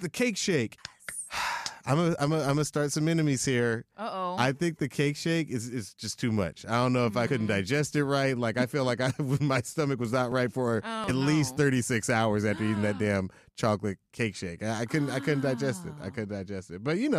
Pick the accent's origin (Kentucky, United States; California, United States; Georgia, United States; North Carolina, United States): Georgia, United States; Atlanta; I'm the one person on the show who did not grow up in Chicago. Mm-hmm. I grew up in Atlanta.